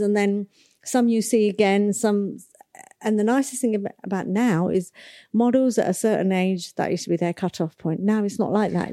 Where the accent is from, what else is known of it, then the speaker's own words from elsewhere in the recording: Nigeria; I was born in nineteen sixty-one and I was born in Nigeria, in Africa